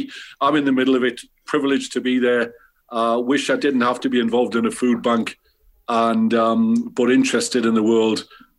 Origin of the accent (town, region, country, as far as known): Newcastle upon Tyne, North East England, United Kingdom